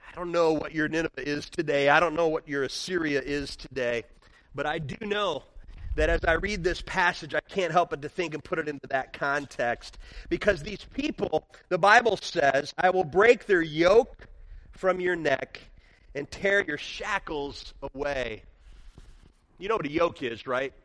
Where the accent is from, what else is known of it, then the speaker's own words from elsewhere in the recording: near Chicago, Illinois, United States; now in Michigan, United States; I grew up near Chicago